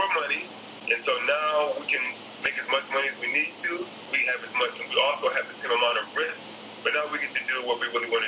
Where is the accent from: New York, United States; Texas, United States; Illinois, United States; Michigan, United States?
Michigan, United States; Detroit; I grew up in Detroit, Michigan